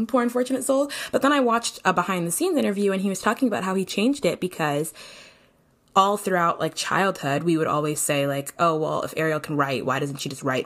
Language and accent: English; St. Kitts & Nevis; I'm from St. Kitts and Nevis